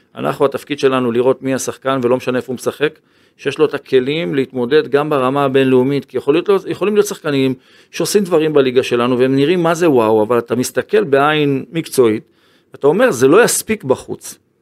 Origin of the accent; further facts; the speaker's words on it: Ashdod, Southern District, Israel; כילד שגדל באשדוד